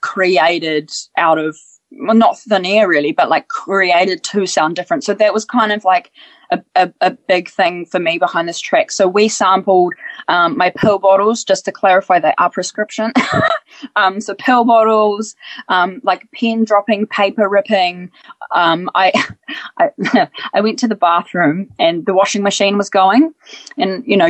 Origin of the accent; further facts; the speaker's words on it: New Zealand; also born or lived in Ukraine; I was born in the Ukraine, came to New Zealand when I was really young.